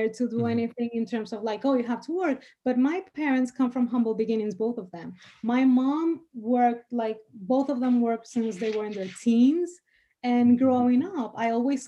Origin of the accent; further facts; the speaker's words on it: Dominican Republic; first language Spanish; English is a second language; moved away as an adult; now in United States; Spanish is my native tongue, and I lived in the DR until very recently, so I was born with that.